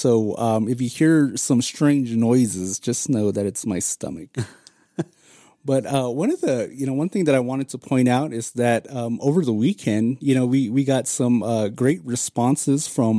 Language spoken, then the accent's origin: English; Arizona, United States; if you grew up on the reservation like we did